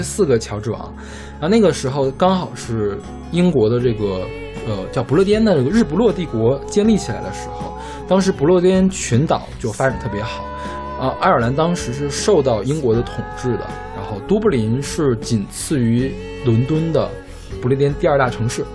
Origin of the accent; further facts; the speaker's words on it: Northeast China, China; 我是东北人